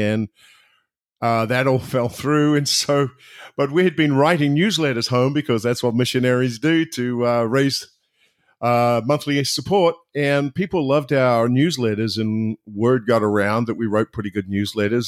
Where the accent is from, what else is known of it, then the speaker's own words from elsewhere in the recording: just outside of Wellington, New Zealand; moved away as an adult; now in Orlando, United States; I'm originally from New Zealand, uh, but now live in uh, Orlando, Florida